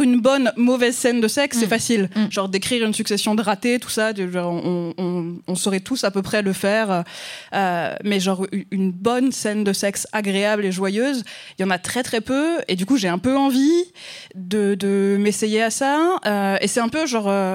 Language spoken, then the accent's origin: French; France; accent: French; mon accent français